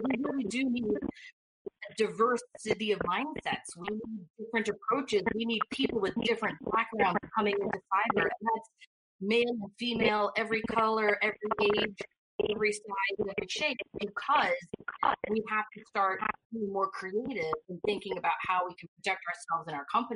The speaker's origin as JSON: {"language": "English", "region": "New York", "country": "United States", "moved": "yes", "said": "I'm a New Yorker"}